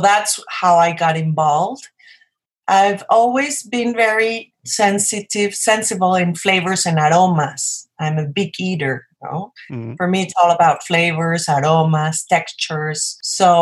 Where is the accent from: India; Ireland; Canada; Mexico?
Mexico; Mexico City; moved away as an adult; now in Oaxaca, Mexico; I was born in Mexico City. I'm a Mexican.